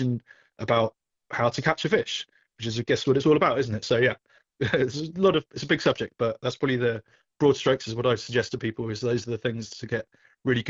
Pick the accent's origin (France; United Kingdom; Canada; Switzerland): United Kingdom; England; moved away as an adult; now in Southern California, United States; when I came from England, obviously we had a huge beach and surf fishing culture with our coastline